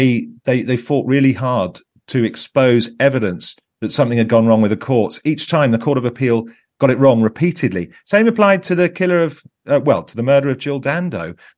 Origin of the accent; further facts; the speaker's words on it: Barnet, London, United Kingdom; I'm in my 50s, to do something that makes a difference. I grew up in Barnet and went to a normal state comprehensive and got interested in journalism in my teens.